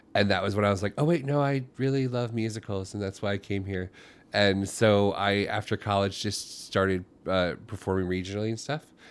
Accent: Florida, United States; moved away as an adult; also born or lived in Ohio / New Jersey; now in New York City, United States; when I was little, I was from Ohio, and then we moved to Florida when I was young, and I grew up there

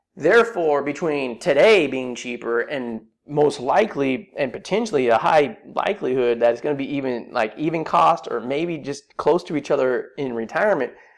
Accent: Silicon Valley, California, United States; I grew up in Silicon Valley

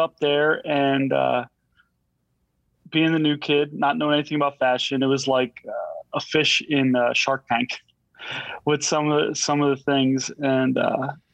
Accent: Blue Bell, Pennsylvania, United States; I grew up in Bluebell

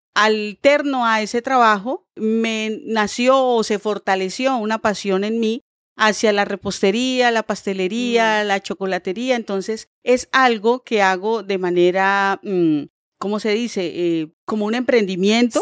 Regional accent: Bucaramanga, Santander, Colombia; moved away as an adult; also born or lived in Barranquilla; now in Bogotá, Colombia; yo realmente nací en Bucaramanga. Eh, viví en Bucaramanga tal vez como por 26 años, los primeros 26 años de mi vida.

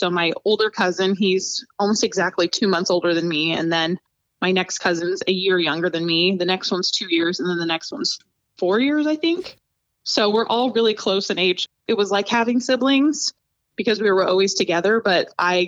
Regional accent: Spangle, Washington, United States; moved away as an adult; also born or lived in Spokane, Washington; now in Ohio, United States; My hometown that I'm actually from is Spangle, which is a really small farming community in eastern Washington.

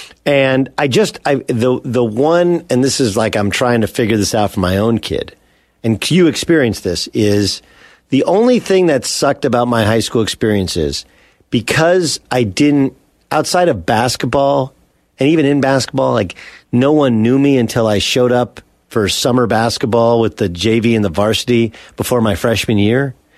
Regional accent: Orange, California, United States; I grew up in Orange and in the El Medina district.

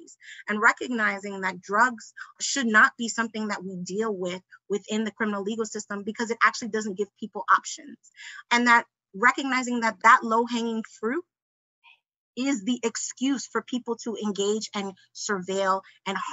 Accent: New York, United States; I'm from New York

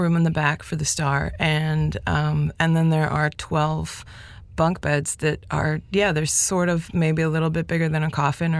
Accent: Toronto, Ontario, Canada; first language Spanish; moved away as an adult; also born or lived in Montreal / France / South America; I grew up in Toronto and I was there until I was 29. And then I moved to Montreal 5 years ago to make a record.

